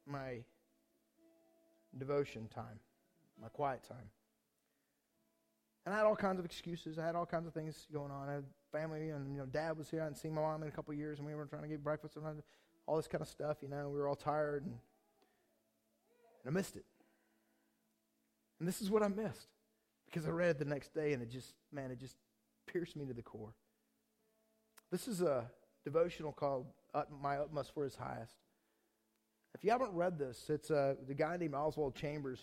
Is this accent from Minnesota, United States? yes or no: no; Kansas City, Missouri, United States; we're from Kansas City